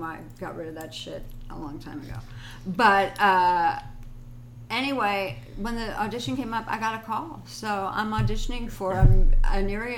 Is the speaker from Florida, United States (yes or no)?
yes; Miami Beach, Florida, United States; now in California, United States; I grew up in Miami Beach